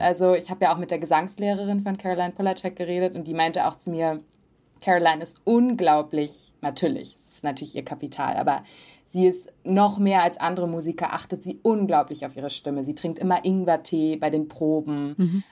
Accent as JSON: {"language": "German", "region": "Hamburg", "country": "Germany", "tie": "born or raised there", "moved": "as an adult", "lives_now": "Los Angeles, United States", "said": "aus manchen Gegenden in Hamburg zum Beispiel, wo ich aufgewachsen bin"}